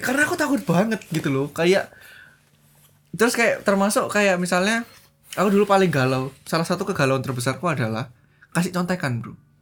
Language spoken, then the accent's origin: Indonesian; outside Surabaya, East Java, Indonesia; Aku tuh dari SD e, yang terpencil, bukan terpencil di luar Surabaya